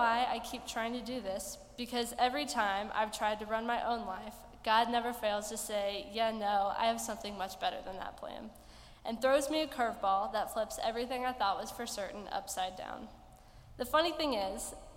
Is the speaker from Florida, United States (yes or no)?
yes; Venice, Florida, United States; I'm from Venice, Florida, and I'm going to be a sophomore at Florida Southern College next year.